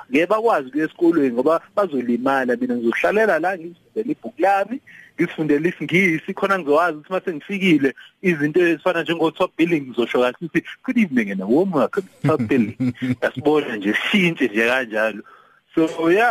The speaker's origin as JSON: {"language": "Zulu", "town": "Port Shepstone", "region": "KwaZulu-Natal", "country": "South Africa", "tie": "born or raised there", "also_born_or_lived": "Durban / Cape Town / Johannesburg", "moved": "as an adult", "said": "ecelima kuleyo ndawo eduze kweShepstein mm. so lapho ke sakhula ngafunda eShepstein"}